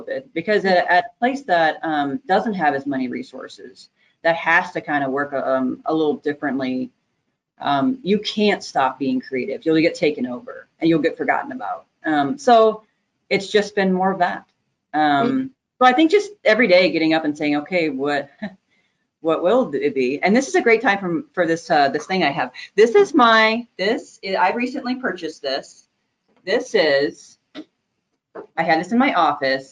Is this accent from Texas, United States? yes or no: yes; Texas, United States; moved away as an adult; now in Northern Illinois, United States; I'm originally from Texas